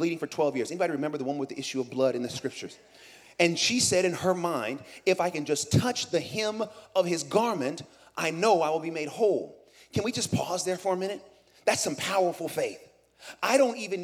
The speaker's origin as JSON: {"language": "English", "town": "Oakland", "region": "California", "country": "United States", "moved": "yes", "said": "I'm from Oakland. I'm from the East Bay"}